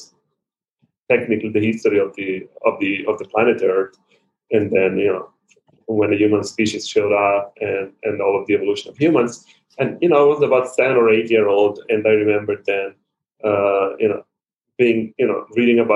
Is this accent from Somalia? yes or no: no; Milan, Lombardy, Italy; also born or lived in Rome; we are originally from the Milan area, so in the north